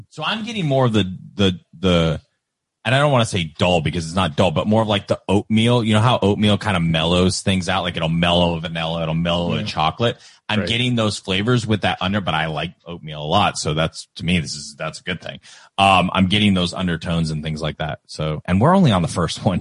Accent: Kentucky, United States; we're from Kentucky

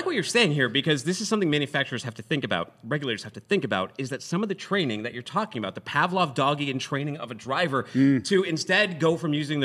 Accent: Massachusetts, United States; I'm from Massachusetts

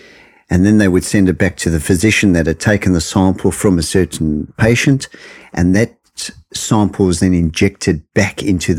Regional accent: South Africa; moved away as an adult; also born or lived in United Kingdom; I'm from South Africa originally.

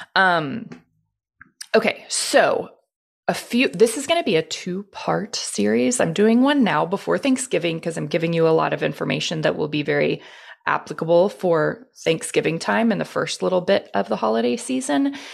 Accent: Houston, Texas, United States; I was born and raised in Houston

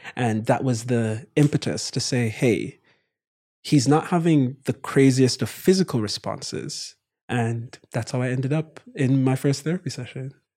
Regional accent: Kingston, Jamaica; moved away as an adult; also born or lived in Morehouse (Atlanta, United States); my brother and I born and raised in Jamaica

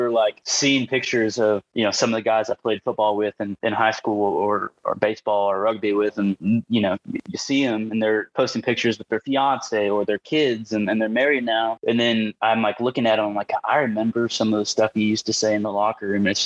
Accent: Parkville, Missouri, United States; it's a normal suburban town more than anything, and I say town because it's right outside of Kansas City.

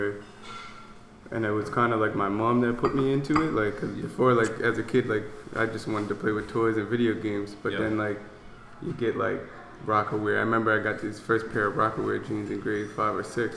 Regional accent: North Preston, Nova Scotia, Canada; I'm black. I'm coming from North Preston

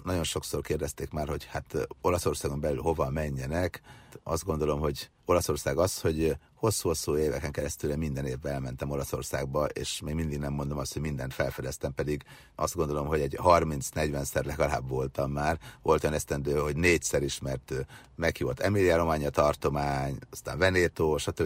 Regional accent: Győr-Moson-Sopron, Hungary; a bucsukban szocializálódtam annak idején gyerekkorom vagy Őrsopron, Moson megyében, akkor még csak Győrsopron megye volt

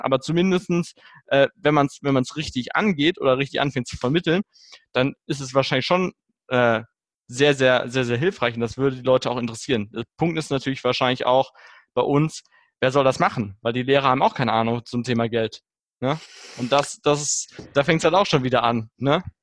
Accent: Germany; bei uns in Deutschland

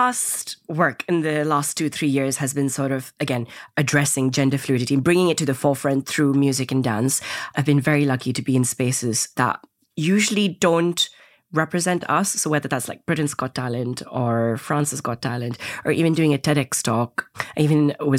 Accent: India; also born or lived in Indonesia; growing up in Indonesia and India, there weren't that many role models that I could look up

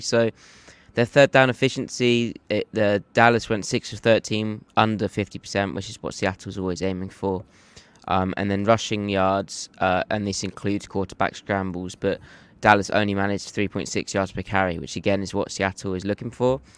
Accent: United Kingdom; This is how I talk. I'm from Britain.

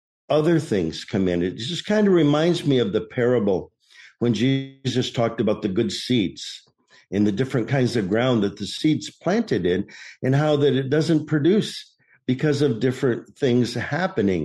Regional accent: Michigan, United States; now in Maricopa, United States; I was born and raised in Michigan.

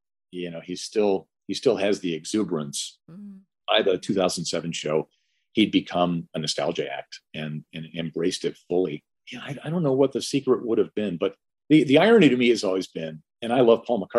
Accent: Chicago, Illinois, United States; I grew up in Chicago

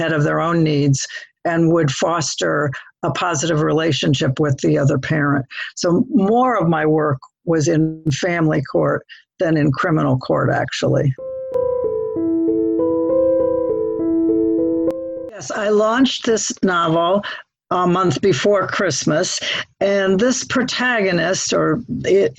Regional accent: Toledo, Ohio, United States; moved away as an adult; also born or lived in Dayton, Ohio / Hilton Head / Zambia; now in The Villages, United States; I was raised in Toledo, Ohio

